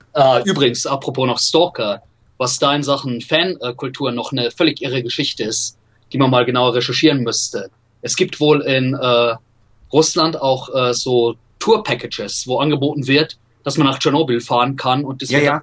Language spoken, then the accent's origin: German; Regensburg, Bavaria, Germany; Ich bin in Regensburg aufgewachsen, in Nordbayern